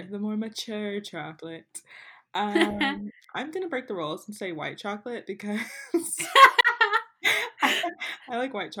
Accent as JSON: {"language": "English", "region": "Florida", "country": "United States", "tie": "born or raised there", "said": "I was born and raised in Florida."}